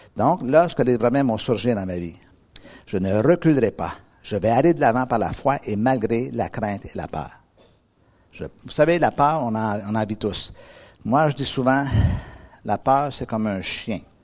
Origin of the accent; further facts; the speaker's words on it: Quebec, Canada; moved away; moi, je viens d'Amérique